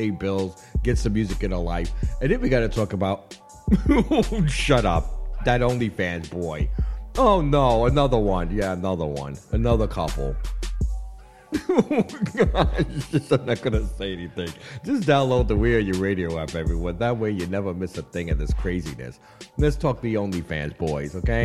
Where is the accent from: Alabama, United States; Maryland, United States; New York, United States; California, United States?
New York, United States; New York City; I like being Jamaican and Panamanian by way of an American. You know, I'm natural born New Yorker